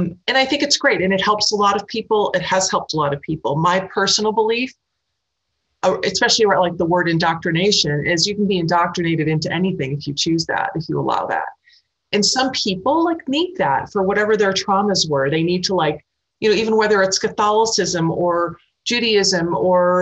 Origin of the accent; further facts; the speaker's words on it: Milwaukee, Wisconsin, United States; moved away; also born or lived in New York / Boston / Los Angeles / Iowa; I grew up in the Midwest, and Milwaukee, which is a pretty big decent-sized city